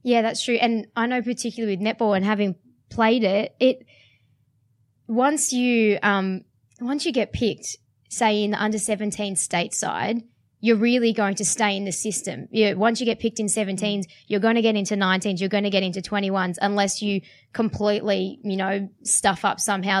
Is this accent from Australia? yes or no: yes; Sydney, New South Wales, Australia; I'm from Sydney